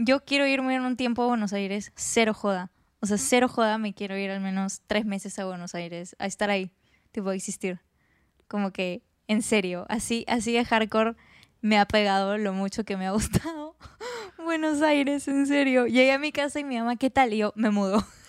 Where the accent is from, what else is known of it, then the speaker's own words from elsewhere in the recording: Peru; soy de Perú